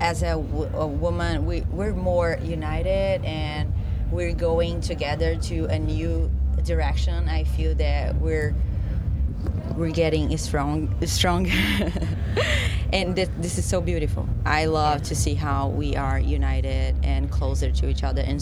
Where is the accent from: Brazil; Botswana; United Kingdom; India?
Brazil; moved away as an adult; now in Los Angeles, United States; I moved from Brazil to LA, like, 3 years ago.